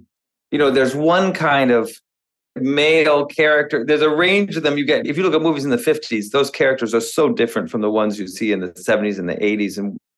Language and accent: English; Texas, United States; moved away; also born or lived in California; I am from Texas, and I've been back and forth between Texas and California.